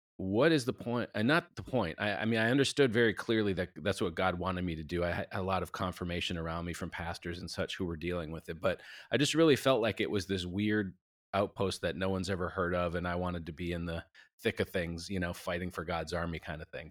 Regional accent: Minneapolis, Minnesota, United States; moved away as an adult; now in Nashville, United States; we live in Nashville, but we're from Minneapolis, we've been down here twenty years

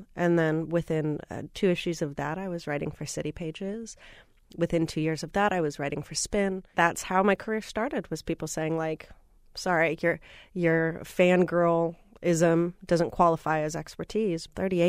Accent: Minneapolis, Minnesota, United States; Growing up in Minneapolis, I was reading a lot of the local press about one of my favorite bands … I was in all of ninth grade

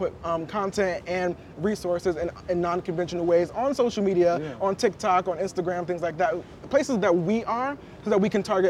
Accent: New York City, New York, United States; I grew up in New York City

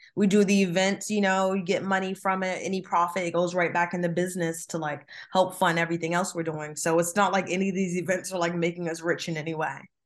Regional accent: New Jersey, United States; I'm from Jersey

